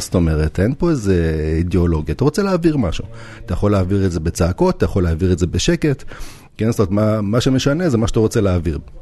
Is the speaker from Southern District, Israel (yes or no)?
no; Jerusalem, Jerusalem District, Israel; also born or lived in Novosibirsk, Russia; אני גדלתי בגילו ועשיתי כמה סיבובים, אבל אפשר להגיד שכל החיים אני בדרום ירושלים